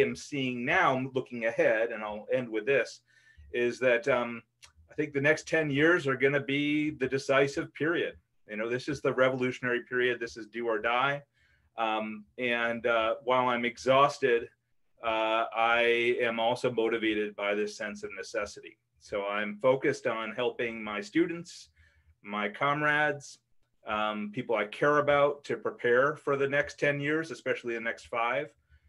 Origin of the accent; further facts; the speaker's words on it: Wisconsin, United States; moved away; also born or lived in Seattle; I'm from Wisconsin originally. It's largely my home.